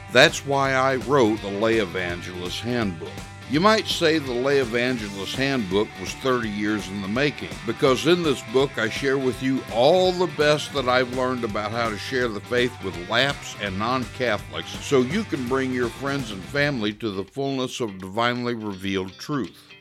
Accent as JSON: {"language": "English", "region": "Missouri", "country": "United States", "tie": "born or raised there", "said": "I grew up here in Missouri in the sixties and seventies"}